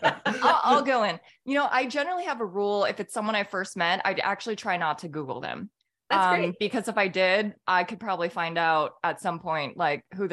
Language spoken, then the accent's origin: English; California, United States; moved away as an adult; also born or lived in Minneapolis, Minnesota; now in Atlanta, United States; I grew up in California